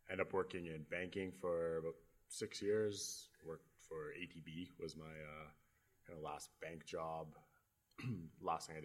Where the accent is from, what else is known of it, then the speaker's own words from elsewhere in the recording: Edmonton, Alberta, Canada; Uh, I was born and raised in Edmonton.